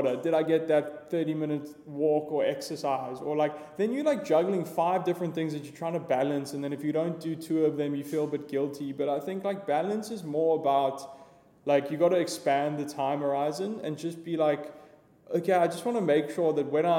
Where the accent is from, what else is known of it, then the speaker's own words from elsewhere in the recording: Johannesburg, Gauteng, South Africa; I grew up in Joburg.